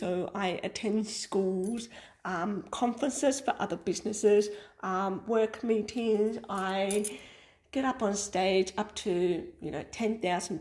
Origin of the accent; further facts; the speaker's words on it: Melbourne, Victoria, Australia; moved away as an adult; now in Sunshine Coast, Australia; So we are a family that originated from Melbourne. We moved from Melbourne to the Sunshine Coast in Queensland, Australia, just over 2 years ago.